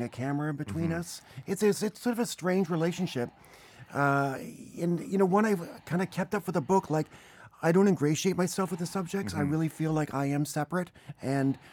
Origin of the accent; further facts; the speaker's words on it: Canada; moved away; growing up in Canada